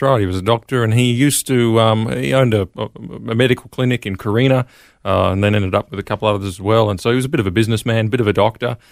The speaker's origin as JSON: {"language": "English", "town": "Brisbane", "region": "Queensland", "country": "Australia", "tie": "born or raised there", "moved": "as an adult", "said": "I grew up in Brisbane, Queensland, Australia."}